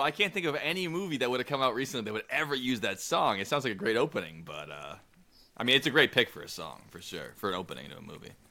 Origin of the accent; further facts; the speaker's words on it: United States; I'm an American